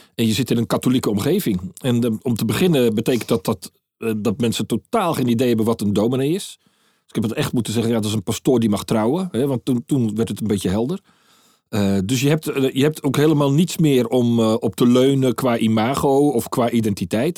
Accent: Netherlands; now in Maastricht, Netherlands; ik als Hollander

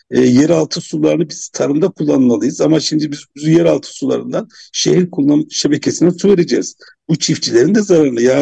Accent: Kahramanmaraş, Turkey; ben Maraşlı olarak böyle bir çalışmadan haber değilim. Yani Kahramanmaraşlı olarak hangi kullanma suyu kullanacağını ben şu, şu an bilmiyorum.

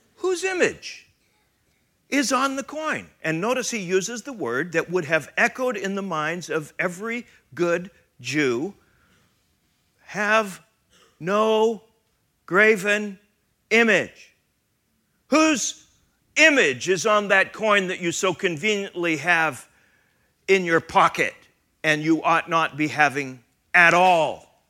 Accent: Canada; now in United States; I am Canadian

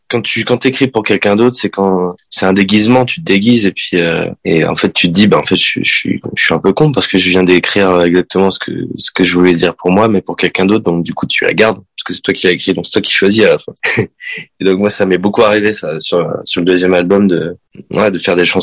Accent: Sarlat, Nouvelle-Aquitaine, France; moi je suis né dans le sud-ouest de la France, donc je suis, je viens du Périgord.

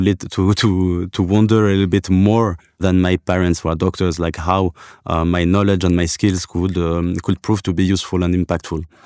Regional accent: Algeria; I come from, uh, from Algeria. I was, I was born in Africa.

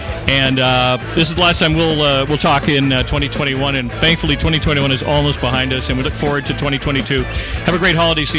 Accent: Ireland; now in Vancouver, Canada; being an Irishman myself.

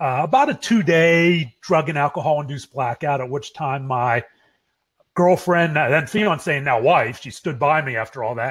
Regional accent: Pittsburgh, Pennsylvania, United States; now in Dallas, United States; We grew up in Pittsburgh, and we live walking distance to each other in Dallas.

